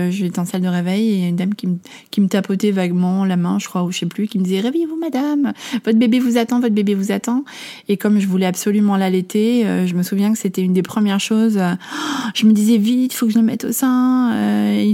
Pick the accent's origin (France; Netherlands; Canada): Netherlands; Amsterdam, North Holland; En fait, j'ai grandi à Amsterdam. mes parents sont français, mais ma maman était mariée avec un Néerlandais. Donc, c'est la raison pour laquelle j'étais expatriée enfant. Donc je parlais néerlandais